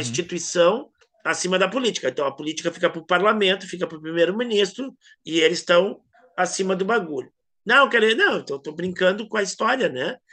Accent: Brazil; eu sou brasileiro

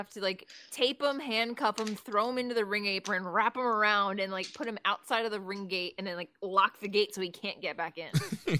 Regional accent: the South, United States; accent: drawl; I'm from the South. The R just comes, the drawl comes in every now and then. I can't help it.

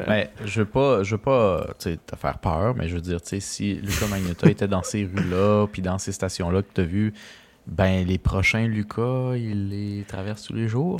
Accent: Costa Rica; moved away; je viens du Costa Rica

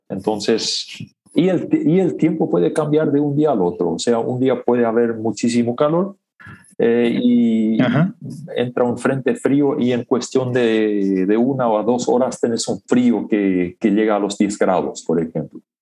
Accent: Chaco, Paraguay; first language Plautdietsch; Spanish is a second language; moved away as an adult; also born or lived in Canada; nací y crecí en Paraguay, en el Chaco, en una comunidad rural, en una comunidad menonita.

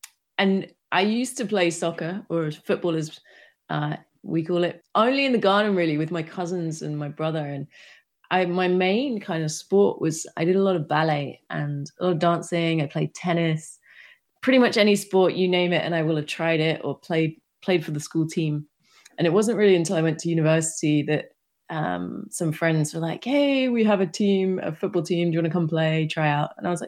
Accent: United Kingdom; now in Amsterdam, Netherlands; No, but this is where I live now. I grew up in the UK.

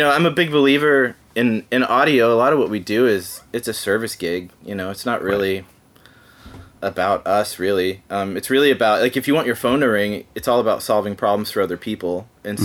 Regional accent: Dallas, Texas, United States; moved away as an adult; also born or lived in Los Angeles, California; now in Nashville, United States; I grew up in Dallas Fort Worth in Texas

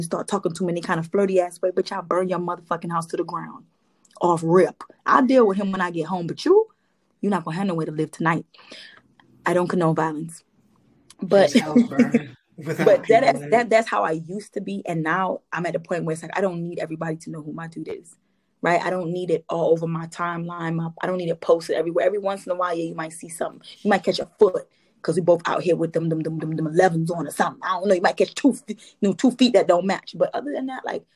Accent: Trinidad & Tobago; this Trini

